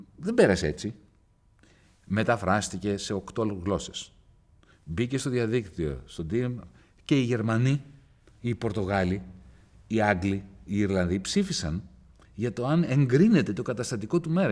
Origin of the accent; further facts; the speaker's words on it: Greece; ως Έλληνες, ως Ευρωπαίοι